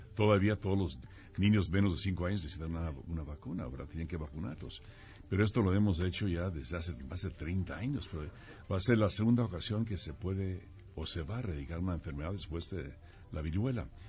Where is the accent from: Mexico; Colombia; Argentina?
Mexico; soy el segundo mexicano para ocupar la presidencia mundial